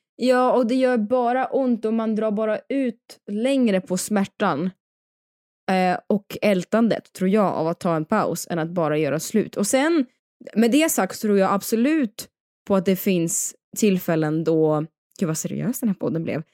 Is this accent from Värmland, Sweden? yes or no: no; Dalarna County, Sweden; also born or lived in Paris; now in Stockholm, Sweden; jag kommer också från Dalarna